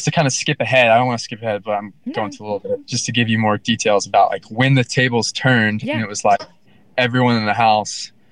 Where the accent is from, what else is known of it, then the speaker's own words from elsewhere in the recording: Florida, United States; we're both from Florida